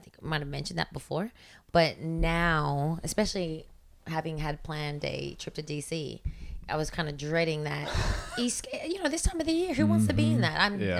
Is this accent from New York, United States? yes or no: yes; New York, United States; now in Los Angeles, United States; I mean, I came from New York with like barely nothing.